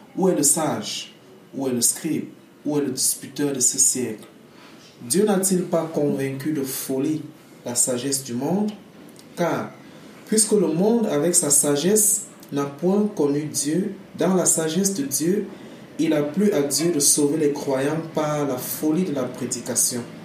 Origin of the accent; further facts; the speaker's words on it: Cameroon; Je suis camerounais